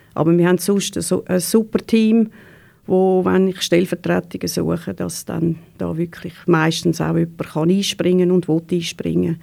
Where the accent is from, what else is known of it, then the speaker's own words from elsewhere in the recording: Neftenbach, Zurich, Switzerland; ich bin äh, in Neftenbach aufgewachsen, wirklich äh, 100 Meter von der Body weg